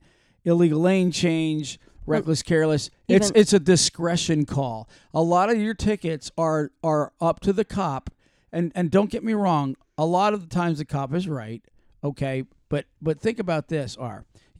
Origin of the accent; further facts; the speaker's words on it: Florida, United States; Well, you know, like Stark and Waldo, Florida, right? Because we're from Florida.